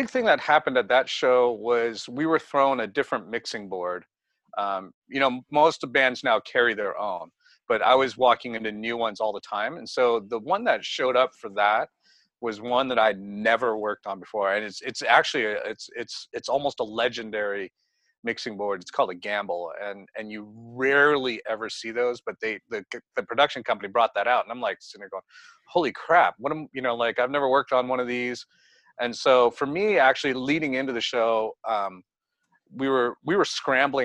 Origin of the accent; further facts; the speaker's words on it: the Bay Area, California, United States; I'm from the Bay Area